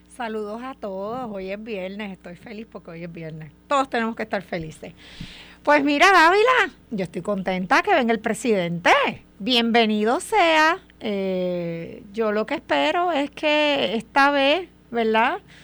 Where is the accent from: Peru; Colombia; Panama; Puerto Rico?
Puerto Rico; como los puertorriqueños recibimos